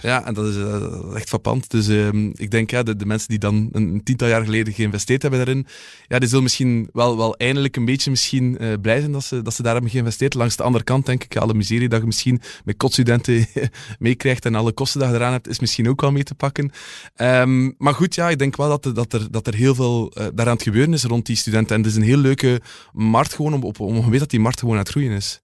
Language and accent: Dutch; Oudenaarde, Flanders, Belgium; ik ben van Oudenaarde